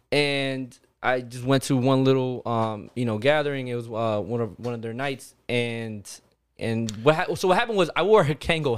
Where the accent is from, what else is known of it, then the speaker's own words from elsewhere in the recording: Hollywood, Florida, United States; I'm Hollywood, Florida.